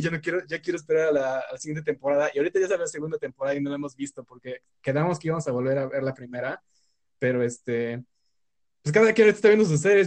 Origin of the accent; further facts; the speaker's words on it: Mexico; soy estudiante universitario mexicano de 20 años